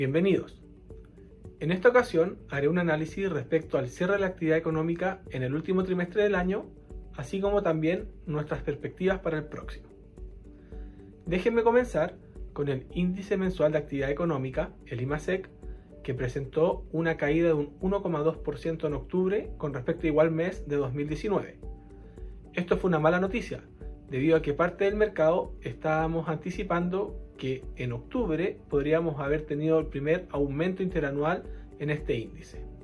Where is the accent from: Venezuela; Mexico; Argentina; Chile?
Chile